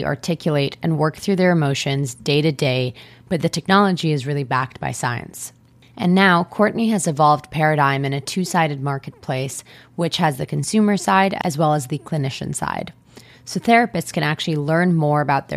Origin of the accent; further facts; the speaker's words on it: Israel; moved away; someone who was born and raised in Israel